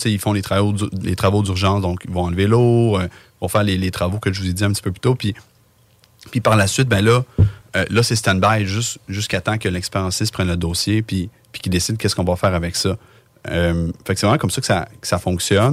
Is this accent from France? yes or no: no; Lévis, Quebec, Canada; on vient les deux de Lévis